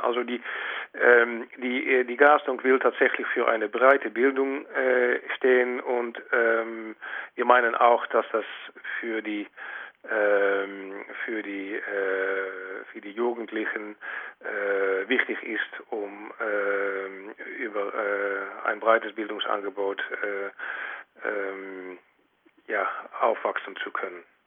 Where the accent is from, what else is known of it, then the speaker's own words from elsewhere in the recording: Netherlands; als äh, Holländer